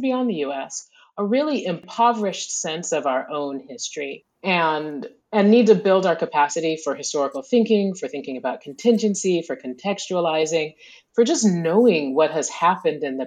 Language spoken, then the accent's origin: English; the American South, United States; growing up in the American South